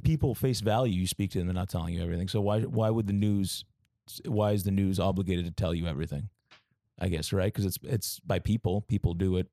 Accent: Boston, Massachusetts, United States; moved away; also born or lived in New York; I, uh, was born and raised in Boston, Massachusetts

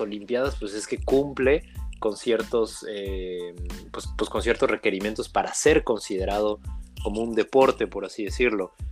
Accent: Mexico; como buenos mexicanos

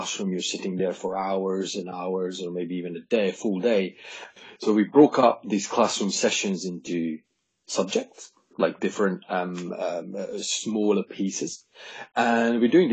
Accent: Hungary; moved away; I was born in Hungary, and I started playing baseball

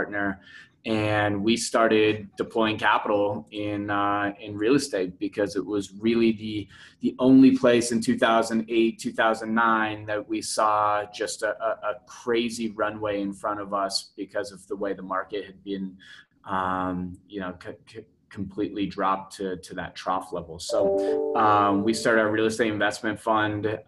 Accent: Denver, Colorado, United States; also born or lived in Scottsdale / Phoenix; I'm from Denver

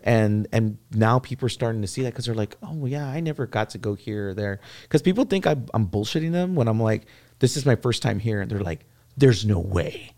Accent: San Antonio, Texas, United States; I grew up in the Castellano courts

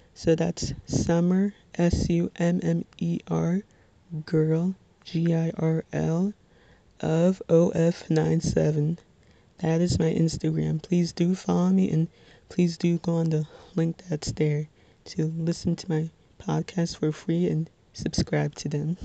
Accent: Little Ferry, New Jersey, United States

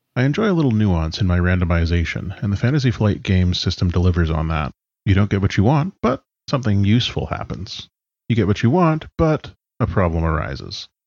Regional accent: British Columbia, Canada; I'm from BC in Canada.

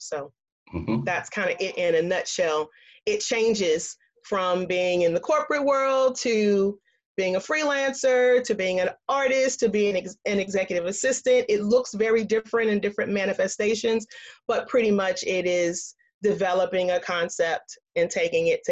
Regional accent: Columbia, South Carolina, United States; moved away; Born and raised in Columbia, South Carolina, grew up in the South, military brat

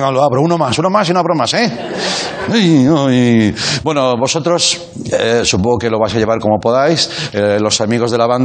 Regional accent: Madrid, Community of Madrid, Spain; Joder, es que soy de Vallecas.

